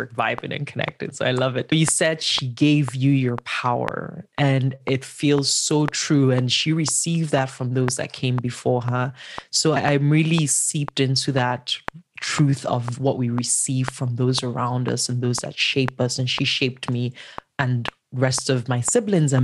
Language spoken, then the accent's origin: English; Enugu, Enugu State, Nigeria; Nigeria, born and raised in Enugu, which is a small town of 4 million